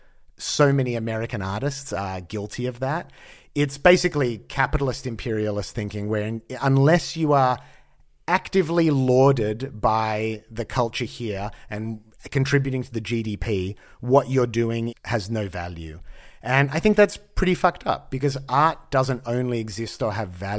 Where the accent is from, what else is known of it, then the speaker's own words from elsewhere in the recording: Australia; now in United States; I grew up in Australia and it was a very homogenized white culture